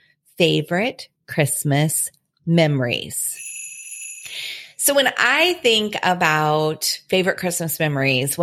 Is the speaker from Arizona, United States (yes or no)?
no; Indiana, United States; now in Illinois, United States; Mark and I were both born and raised in Indiana